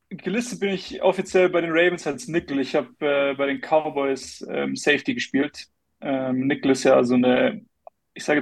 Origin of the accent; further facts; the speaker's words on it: Starnberg, Bavaria, Germany; born there; ich bin 26, ich äh, bin gebürtiger Starnberger, das ist äh, ein bisschen im Süden von München.